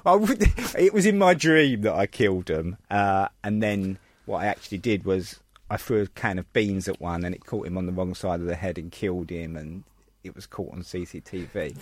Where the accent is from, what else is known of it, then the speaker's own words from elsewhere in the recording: London, United Kingdom; I was born in Bethnal Green